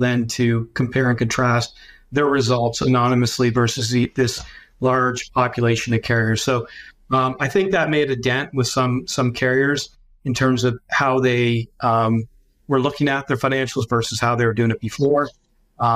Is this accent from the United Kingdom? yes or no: no; London, Ontario, Canada; I'm Canadian, so I'm based in London, Ontario. I have never changed my location